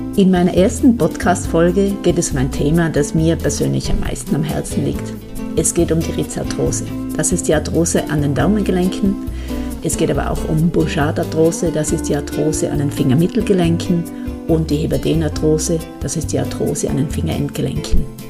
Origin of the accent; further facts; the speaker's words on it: Tyrol, Austria; accent: Tyrolean dialect; hörst es an meinem Dialekt. Ich komme aus Tirol. Das ist meine Heimat